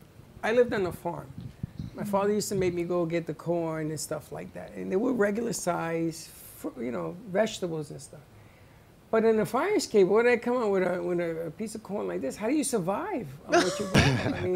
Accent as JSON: {"language": "English", "town": "New York City", "region": "New York", "country": "United States", "tie": "born or raised there", "said": "I grew up in the Bronx with a fire escape."}